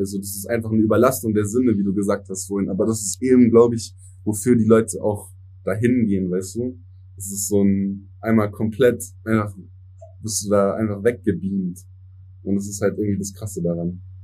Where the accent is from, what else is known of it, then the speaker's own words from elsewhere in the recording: Germany; first language English; German is a second language; ich bin biling äh, bilingual aufgewachsen. Also meine Eltern sind erst mit 30 hier nach Deutschland gekommen